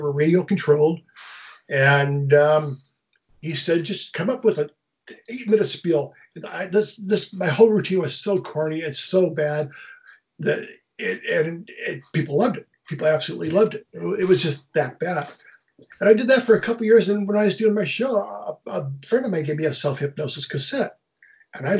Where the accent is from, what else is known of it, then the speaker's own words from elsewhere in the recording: Michigan, United States; moved away as an adult; also born or lived in Hollywood / San Francisco; I'm from Michigan